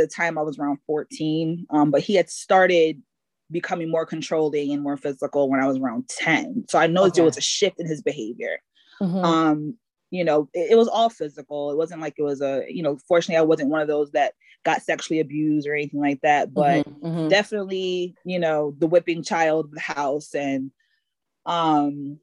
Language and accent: English; Bloomfield, United States; So I grew up in Bloomfield for most of my life. So when I was 10, I lived in Bloomfield, been there until I was 20